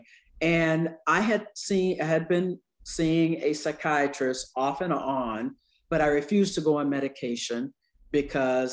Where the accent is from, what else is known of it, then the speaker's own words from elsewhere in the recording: the South, United States; I'm from the South